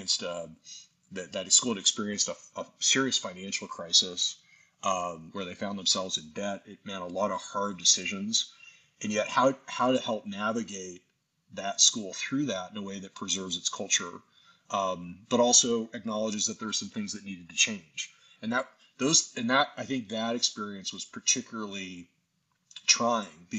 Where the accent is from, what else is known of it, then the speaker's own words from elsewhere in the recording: Tucson, Arizona, United States; moved away as an adult; also born or lived in Nashville, Tennessee / Austin, Texas; now in Colorado, United States; I had such a great experience at an independent school growing up in Tucson